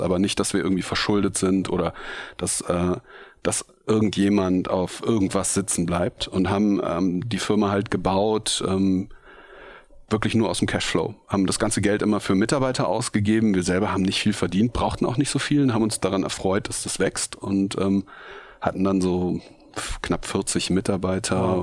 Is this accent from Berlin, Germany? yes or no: no; Bergisch Gladbach, North Rhine-Westphalia, Germany; also born or lived in Cologne; Ich bin geboren in Köln ähm, und aufgewachsen in Bergisch Gladbach, so ein kleiner Ort neben Köln